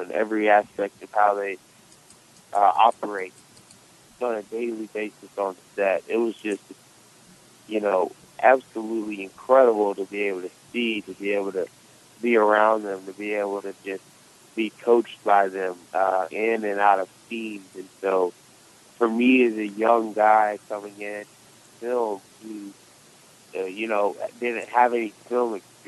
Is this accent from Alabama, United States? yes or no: yes; Birmingham, Alabama, United States; I grew up in Birmingham a majority of my life.